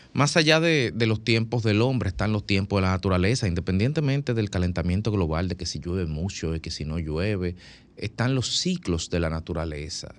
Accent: Dominican Republic; soy un dominicano

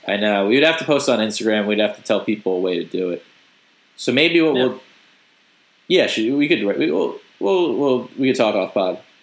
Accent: United States; accent: American; my accent I clearly have you know like an American accent

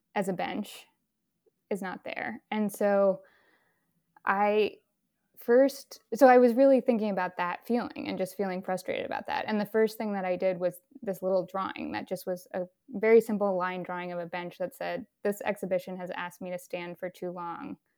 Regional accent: Berkeley, California, United States; moved away as an adult; also born or lived in San Francisco; now in Brooklyn, United States; I grew up in Berkeley in San Francisco

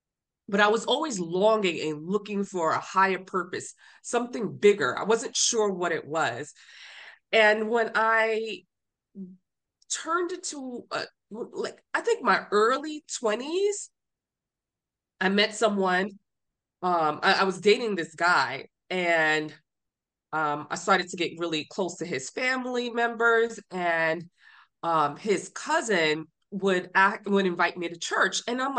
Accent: Honduras; I'm from Honduras, so we practice another type of religion.

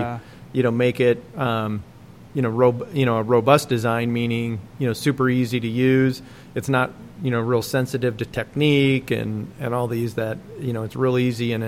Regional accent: Dubuque, Iowa, United States; moved away; Dubuque, Iowa is where I grew up

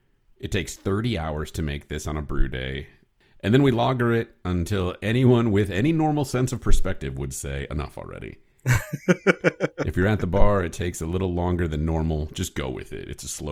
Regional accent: Chicago, Illinois, United States; I grew up in Northern Illinois, Chicagoland area, going up to Wisconsin.

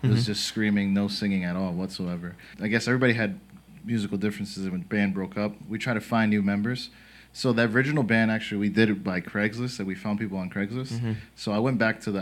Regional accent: Dominican Republic; moved away; I'm from Dominican Republic

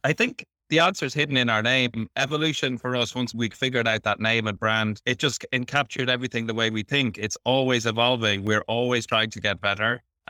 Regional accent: Ireland; now in Philippines; We, being Irish and English, we do come from culturally similar backgrounds.

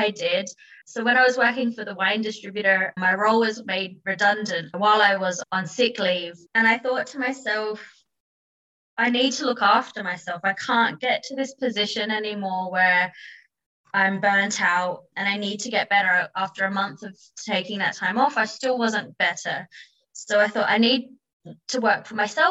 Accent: Adelaide, South Australia, Australia; moved away as an adult; also born or lived in London; I was actually born and raised in Adelaide, Australia, where I spent most of my time before I moved to London

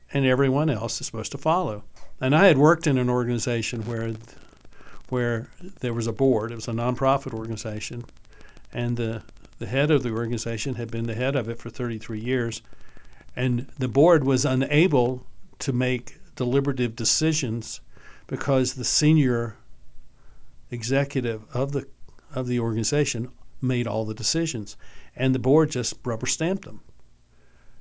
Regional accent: North Carolina, United States; also born or lived in Massachusetts / Oklahoma / Georgia / West Virginia; now in Jackson Hole, United States; I grew up in North Carolina

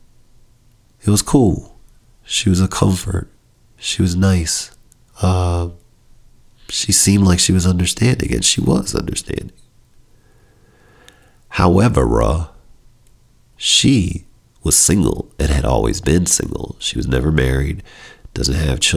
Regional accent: Chicago, Illinois, United States; we're both from Chicago

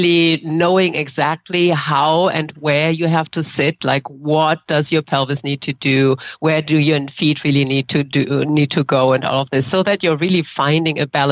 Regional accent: Germany; English is a second language; moved away as an adult; now in San Francisco, United States; I grew up in Germany

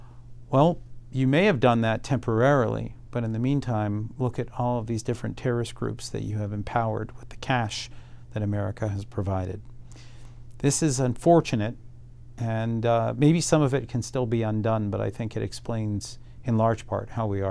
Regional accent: Philadelphia, Pennsylvania, United States; moved away as an adult; also born or lived in Atlanta / Jerusalem / Cairo / London; I'm originally from Philadelphia, studied at Emory University in Atlanta, went on to get a master's degree at Hebrew University in Jerusalem. I studied Arabic and Hebrew.

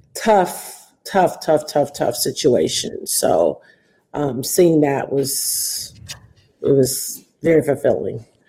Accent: Detroit, Michigan, United States; Detroit, and um, which is my hometown

